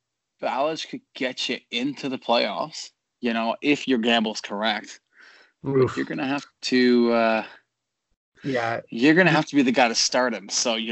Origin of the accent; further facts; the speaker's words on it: Canada; It's over. I mean, we're great.